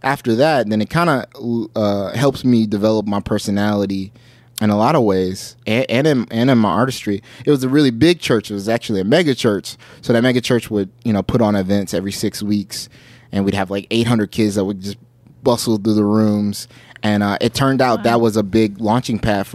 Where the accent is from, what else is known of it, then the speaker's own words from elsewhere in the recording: Orlando, Florida, United States; also born or lived in Detroit, Michigan; now in Los Angeles, United States; I'm from Orlando, Florida. I was born in Detroit, Michigan. Raised in Orlando